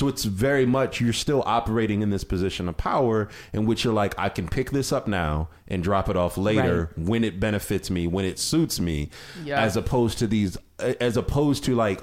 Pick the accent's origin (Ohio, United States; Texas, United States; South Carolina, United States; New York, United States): Ohio, United States; moved away; I grew up in Ohio